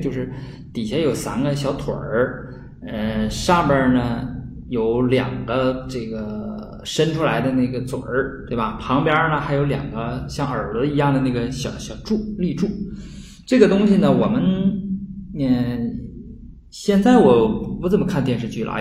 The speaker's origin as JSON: {"language": "Chinese", "region": "Northeast China", "country": "China", "said": "我们东北话"}